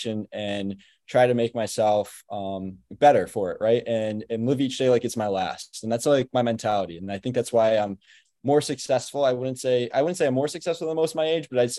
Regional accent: Albany, New York, United States; I grew up in Albany, New York, which is the capital of New York. I grew up here locally, went to school here

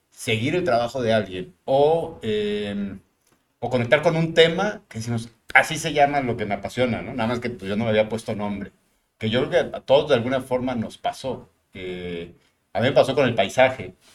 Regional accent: Mexico City, Mexico; now in Monterrey, Mexico; soy migrante, es decir, yo nací en la Ciudad de México, llego a Monterrey hace 28 años, 29 años.

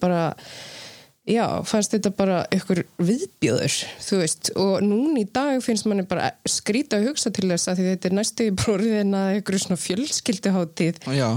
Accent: Iceland; moved away; also born or lived in Sweden / Namibia / New York; alast upp á Ísland

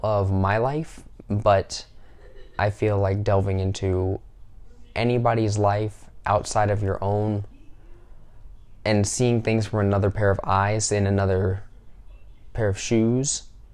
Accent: the South, United States; I am from the South in the United States

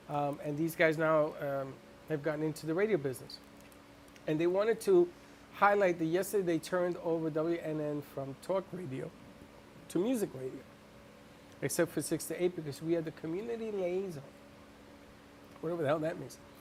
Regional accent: New York City, New York, United States; I'm from the Bronx.

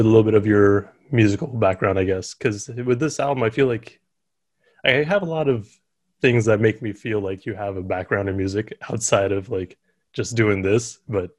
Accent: Bay Area, California, United States; especially because he's from my hometown.

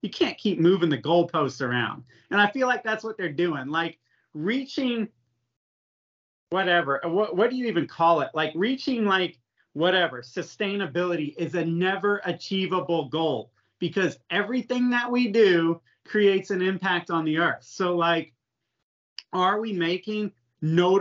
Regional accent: Florida, United States; I grew up in Florida

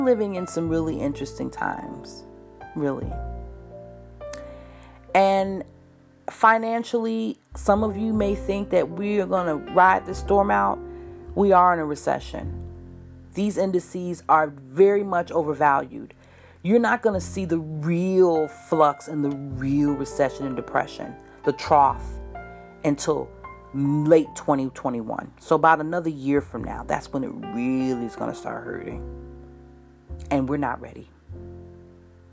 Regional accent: United States; as an American

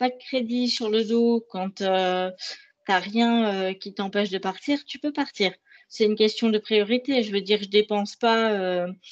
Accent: France; En tant que Français, on pourrait la visiter plus, mais on ne le fait pas.

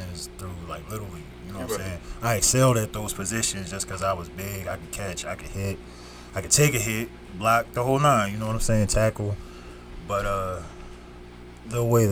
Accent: Norristown, Pennsylvania, United States; also born or lived in Youngstown, Ohio / Pottstown, Pennsylvania; I moved to Pottstown, and then I moved to Norristown, and that's where I've been at the rest of my life, since we're like fifth grade, sixth grade

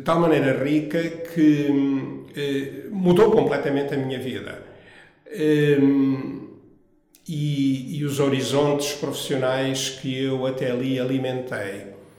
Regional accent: Angola; moved away as an adult; also born or lived in Viana do Castelo, Portugal / United States; now in Portugal; Eu nasci numa pequena aldeia próxima de Viana do Castelo, mas muito novo fui para Angola, de modo que toda a minha infância e juventude decorreu em Angola

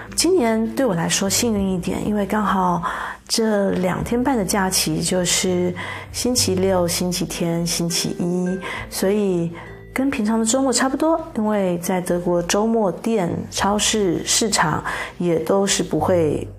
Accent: Taiwan; 我们台湾人还是喜欢有点肥的，有点甜的

